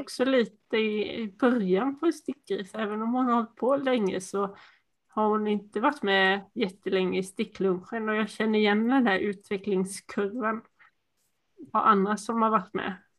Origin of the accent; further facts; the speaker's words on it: Sweden; accent: Småland dialect, some Dalarna dialect; mitt småländska mumlande